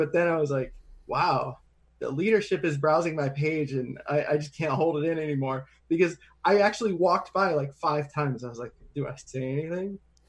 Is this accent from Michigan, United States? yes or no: no; Central New York, United States; And I'm almost 40 now. So most of my life, Spanish has been my first language, which is a novelty for somebody who's from the region of the world that I'm from. Right. From, you know, like the farmlands of Central New York.